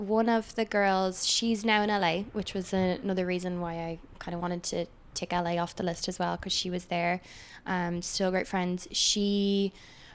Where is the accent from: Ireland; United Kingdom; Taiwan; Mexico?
Ireland; moved away as an adult; now in New York, United States; growing up in Ireland